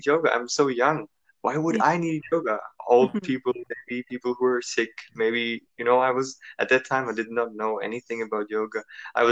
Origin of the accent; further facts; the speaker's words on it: Germany; moved away as an adult; also born or lived in United States; originally I'm from Germany, and I left Germany at the age of 18 and actually 19